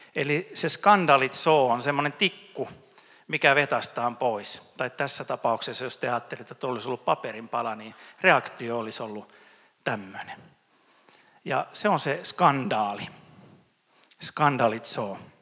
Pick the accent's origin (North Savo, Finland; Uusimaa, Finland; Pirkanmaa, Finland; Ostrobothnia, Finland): Ostrobothnia, Finland; Mä oon pohjalainen